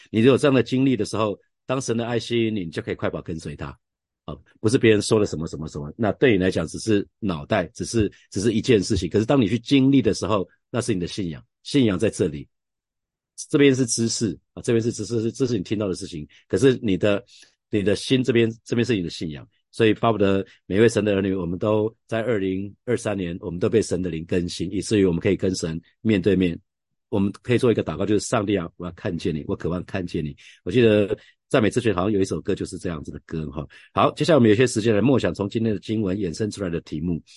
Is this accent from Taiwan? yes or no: yes; Taiwan; 我们常讲，台语